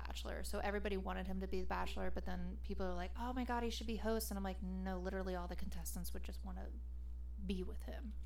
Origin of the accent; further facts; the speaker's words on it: the North, Northern United States, United States; we're from the North. I never went to like a Southern university